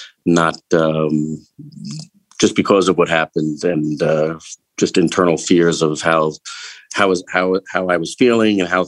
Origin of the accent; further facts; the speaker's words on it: Eastern Long Island, New York, United States; I grew up on Eastern Long Island.